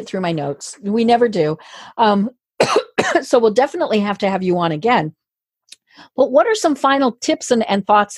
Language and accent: English; Colorado, United States; I'm from Colorado